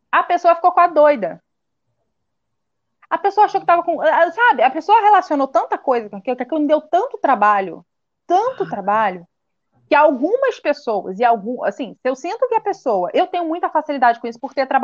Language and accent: Portuguese; Casimiro de Abreu, Rio de Janeiro, Brazil; Sou de Casimiro de Abreu, é no Rio de Janeiro, é no interior. Fica na região dos lagos.